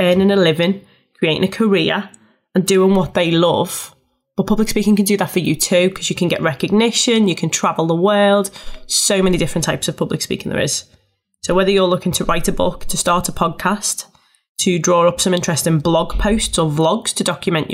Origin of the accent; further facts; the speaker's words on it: Liverpool, North West England, United Kingdom; I'm a Scouser and I speak fast